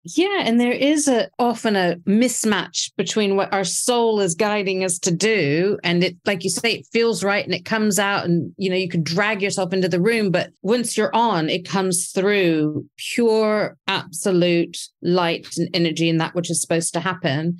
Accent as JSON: {"language": "English", "country": "United States", "tie": "born or raised there", "said": "I was raised in America"}